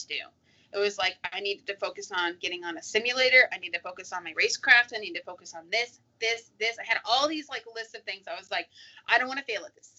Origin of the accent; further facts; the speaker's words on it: Arizona, United States; I'm from Arizona